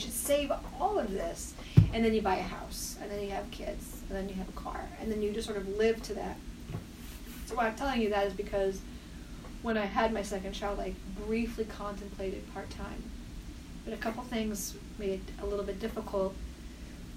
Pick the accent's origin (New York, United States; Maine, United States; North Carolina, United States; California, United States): Maine, United States; moved away as an adult; now in Connecticut, United States; I was going to go back to Maine and maybe even my hometown and be a town doc